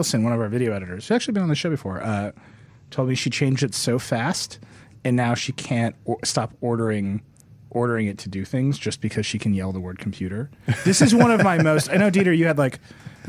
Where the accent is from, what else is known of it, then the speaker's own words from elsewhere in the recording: Wisconsin, United States; moved away; I grew up like in Wisconsin.